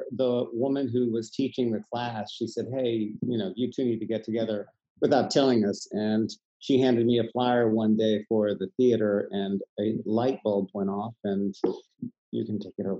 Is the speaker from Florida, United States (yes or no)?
no; Houston, Texas, United States; moved away; I'm from Texas, pretty much born and raised. But Houston and thereabouts.